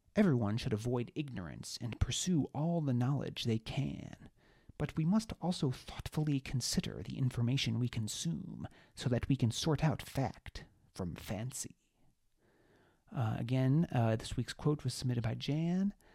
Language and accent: English; Webster, New York, United States; North Pines Park in Webster, New York, which is my hometown.